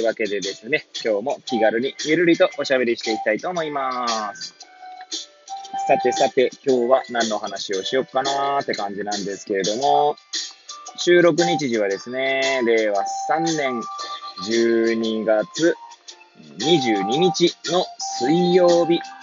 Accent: Hachioji, Tokyo, Japan; moved away as an adult; now in Kamaishi, Japan; 八王子生まれ、八王子育ち。震災の前の年から釜石で働く

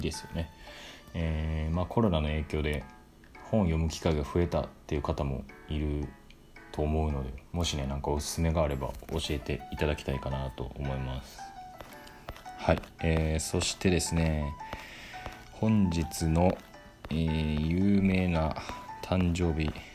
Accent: Hyogo, Japan; 僕も兵庫県出身なんで

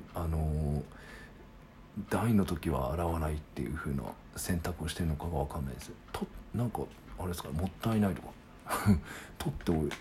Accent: Sagamihara, Kanagawa, Japan; 僕の地元は「はい元気です」って言ってたんですよまあ僕相模原っていうとこなんですけど

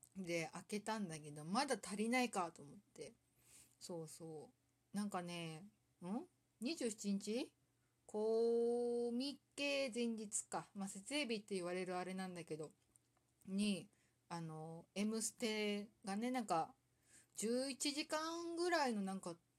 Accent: Saitama, Japan; 私の地元

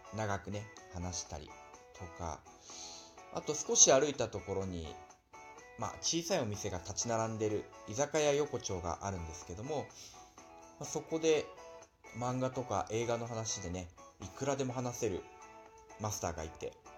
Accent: Nagano, Japan; moved away as an adult; also born or lived in Osaka / Yokohama, Kanagawa / Morioka, Iwate; 長野の自分の実家からの収録になります

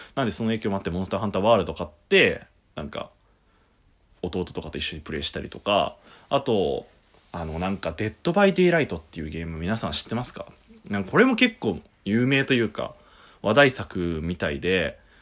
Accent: Shizuoka, Japan; 僕とベベは結構あの、サイレントヒルみたいなところの県出身なんですよ

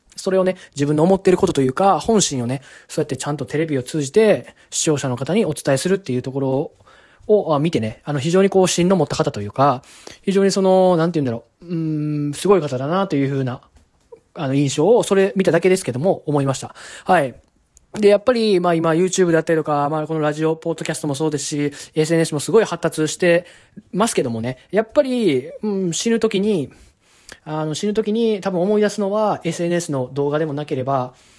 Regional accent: Kyoto, Japan; 僕と同じ京都出身

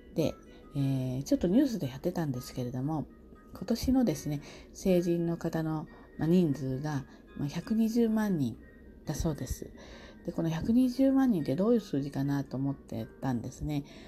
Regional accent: Kanto, Japan; 私は関東の人

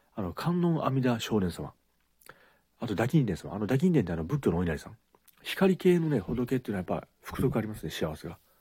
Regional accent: Kagawa, Japan; 香川県ですから、善通寺さん

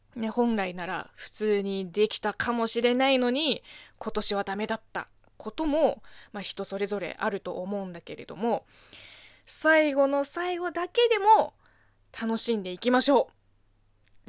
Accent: China; Japanese is a second language; moved away as an adult; now in Japan; 中国生まれ、中国育ちの私

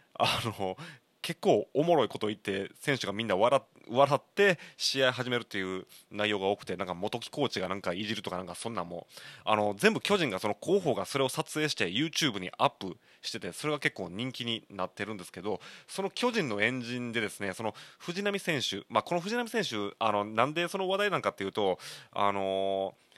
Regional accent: Kansai, Japan; 僕まあ関西人なんで

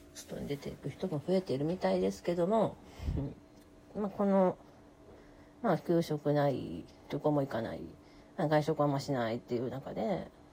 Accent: Kansai, Japan; accent: Kansai dialect; 関西人なんで、関西弁で喋ります。

